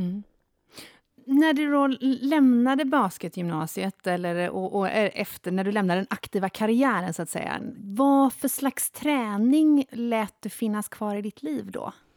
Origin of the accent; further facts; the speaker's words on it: Jokkmokk, Norrbotten County, Sweden; Jag är uppväxt i Jokkmokk